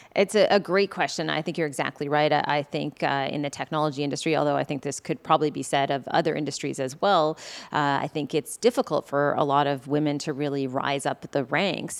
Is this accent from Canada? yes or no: yes; Prince Edward Island, Canada; growing up on Prince Edward Island